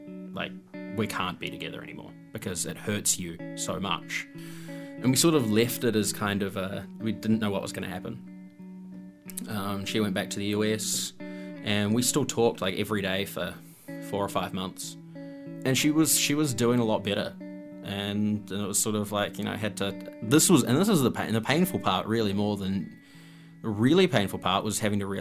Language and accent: English; New Zealand; I'm a New Zealander